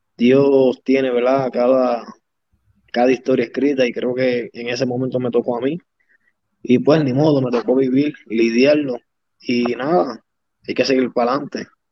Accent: Fajardo, Puerto Rico; yo soy el orgullo de Maternillo

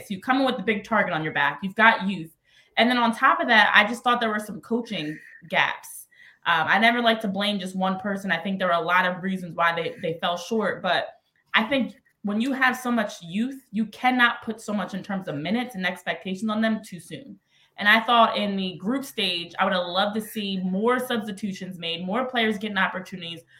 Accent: New Jersey, United States; now in Philadelphia, United States; born and raised a Jersey girl, but still live in Philly uh, these days

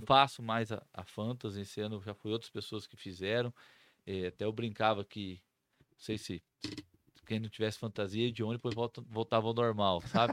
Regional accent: São Gabriel do Oeste, Mato Grosso do Sul, Brazil; Nascido e criado em São Gabriel do Oeste

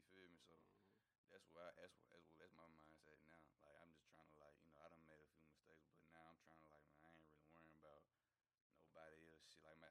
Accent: Nashville, Tennessee, United States; I'm from Nashville

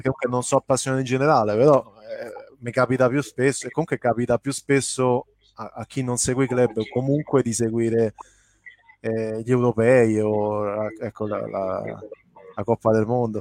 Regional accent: Rome, Lazio, Italy; son cresciuto a Roma

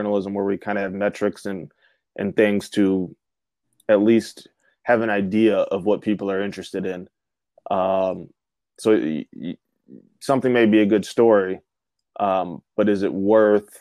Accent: Michigan, United States; I'm from Michigan

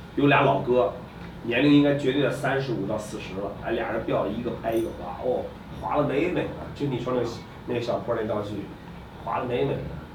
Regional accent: China; 一听说中国的

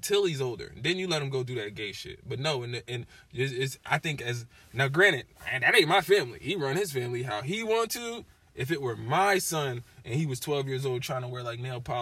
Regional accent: Tallahassee, Florida, United States; also born or lived in Springfield, Massachusetts; I grew up in a Muslim household in Tallahassee, Florida

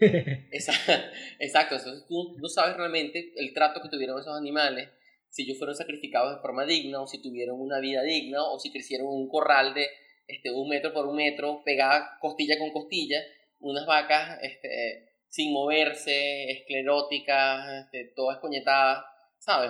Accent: Caicara del Orinoco, Bolívar, Venezuela; yo soy de, Calcara del Orinoco.

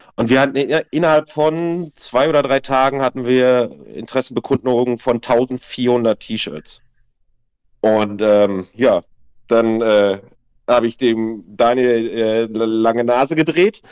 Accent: Waltrop, North Rhine-Westphalia, Germany; wir kommen ja aus Waltrop direkt neben Lüdenscheid

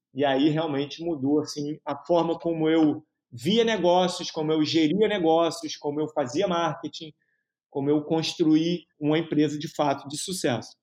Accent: Rio de Janeiro, Brazil; also born or lived in United States / Piauí / João Pessoa; moro no Rio de Janeiro desde sempre, né? Tive uma temporada nos Estados Unidos ali, no, né, de 5 aos 10 anos.

